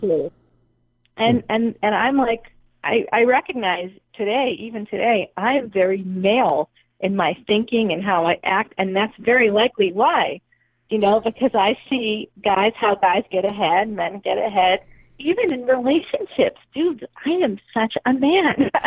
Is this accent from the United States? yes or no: yes; Boston, Massachusetts, United States; accent: Boston; my Boston accent